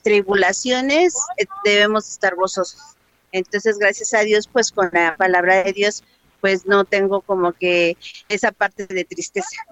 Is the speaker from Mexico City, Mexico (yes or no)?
yes; Mexico City, Mexico; also born or lived in Santa Cruz; nací en Santa Cruz, me llegó al y llegué a los seis años a la Vicente Guerrero